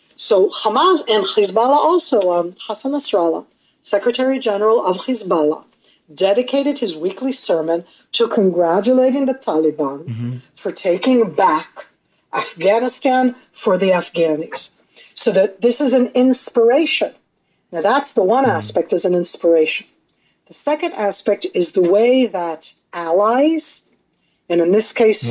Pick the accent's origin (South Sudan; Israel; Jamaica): Israel; also born or lived in North America; I come from North America, but I've lived in Israel my whole life. My North American family, they meet like Americans